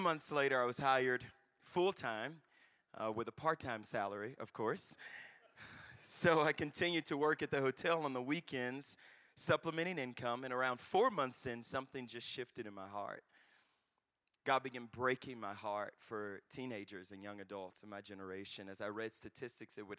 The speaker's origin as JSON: {"language": "English", "region": "Louisiana", "country": "United States", "tie": "born or raised there", "said": "I recently graduated my undergrad, my home state of Louisiana"}